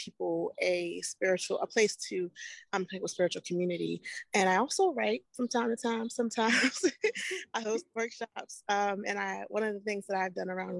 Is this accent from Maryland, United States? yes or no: yes; Annapolis, Maryland, United States; now in Baltimore, United States; I'm based in Baltimore, Maryland, but I was born and raised in Annapolis